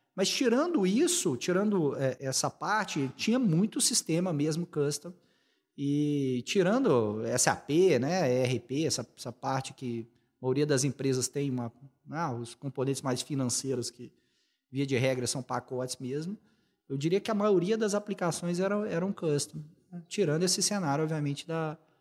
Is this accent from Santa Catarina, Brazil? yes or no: no; Belo Horizonte, Minas Gerais, Brazil; moved away as an adult; also born or lived in São José dos Campos / Rio de Janeiro; eu sou, sou mineiro, sou daqui de, de BH